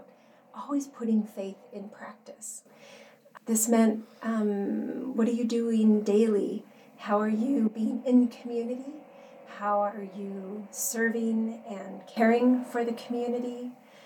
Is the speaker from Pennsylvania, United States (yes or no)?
no; La Verne, California, United States; also born or lived in Chicago, Illinois; I was born in Chicago, Illinois. And at a very young age, my parents moved out here to La Verne, California. And so I really grew up here